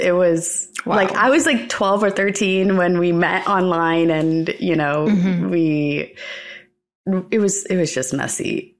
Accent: New Jersey, United States; In New Jersey. So, like, my entire dream was to live in New York for my entire life.

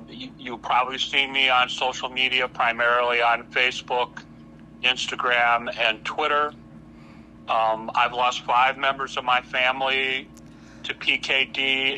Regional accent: Hammond, Indiana, United States; I'm from Hammond, Indiana.

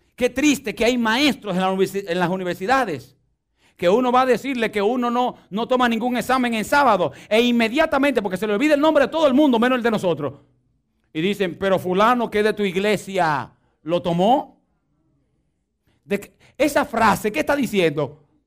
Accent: Dominican Republic; moved away

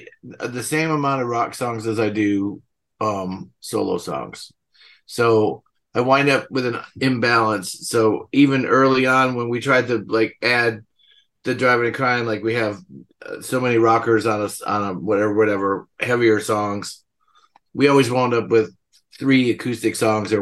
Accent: Milwaukee, Wisconsin, United States; now in Atlanta, United States; I grew up in Milwaukee, the northwest side, west

